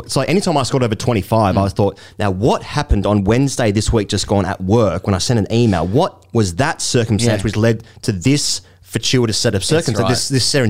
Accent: Australia; I'm Australian

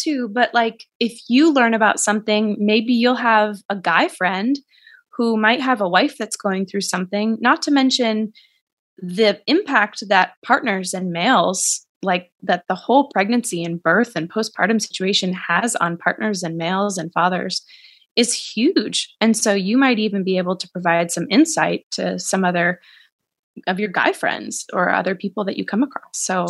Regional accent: Boston, Massachusetts, United States; accent: Boston; I feel like as our conversation progresses, I might add more and more of my Boston accent because it's gone away. But every single time I talk to someone from home, it comes back.

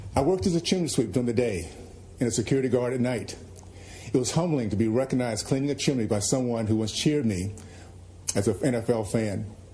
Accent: the South, United States; moved away as an adult; also born or lived in Brooklyn, New York; I was raised in the South during the days of Jim Crow

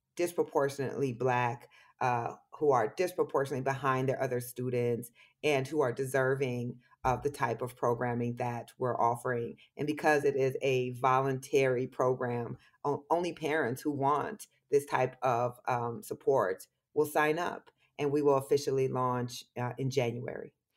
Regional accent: Waterloo, Iowa, United States; moved away; being from Waterloo and being from Iowa

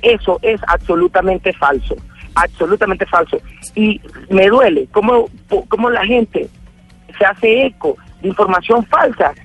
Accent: Venezuela; como además venezolano

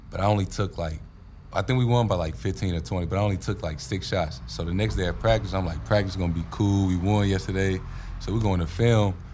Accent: St. Louis, Missouri, United States; I'm from St. Louis.

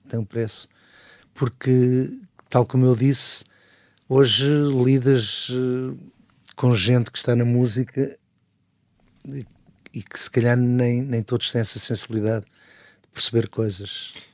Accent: Barreiro, Setúbal, Portugal; morava no Barreiro, não é? Passei a minha vida toda no Barreiro

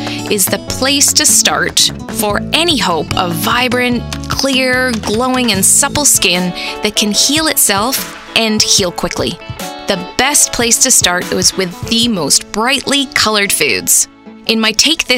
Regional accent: United Kingdom; also born or lived in England; now in Canada; I specialized in skin as a British beauty therapist

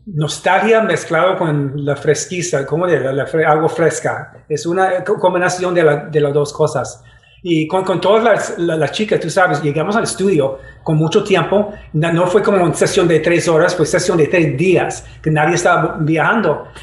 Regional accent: Detroit, Michigan, United States; Spanish is a second language; moved away; also born or lived in New York; crecí en Detroit

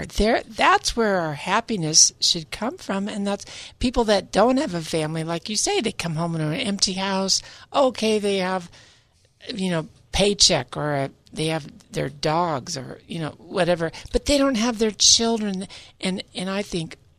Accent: California, United States; also born or lived in Utah / San Francisco Bay Area, California; where I was raised in California

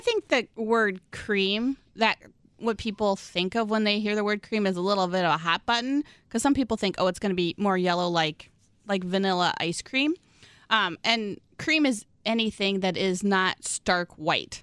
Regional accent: Midwest, United States; I'm such a Midwesterner

